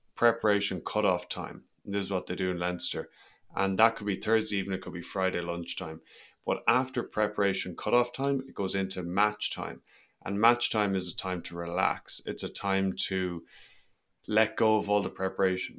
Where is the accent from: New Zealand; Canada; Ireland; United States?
Ireland; I'm Irish